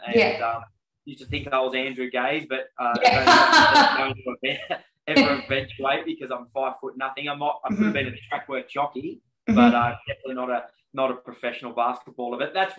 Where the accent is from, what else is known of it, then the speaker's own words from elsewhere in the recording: Dubbo, New South Wales, Australia; Yeah, so growing up in Dubbo in country of New South Wales.